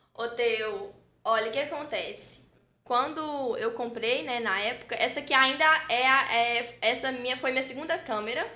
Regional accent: Frei Gaspar, Minas Gerais, Brazil; moved away as an adult; now in Teófilo Otoni, Brazil; Eu sou natural de Frei Gaspar, uma cidade vizinha daqui

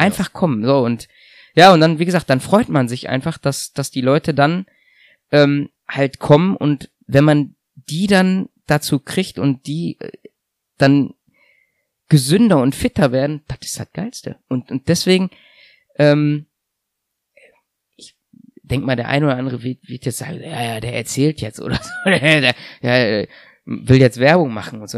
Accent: Germany; also born or lived in Russia; als Deutscher

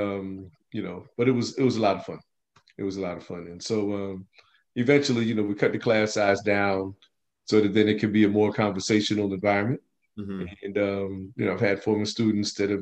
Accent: Plainfield, New Jersey, United States; also born or lived in Newark; now in Piscataway, United States; I grew up in Plainfield

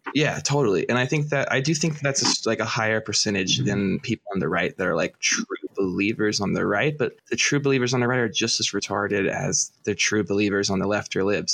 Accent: Birmingham, Alabama, United States; now in Syracuse, United States; I grew up in Birmingham, Alabama, surrounded by fucking cons

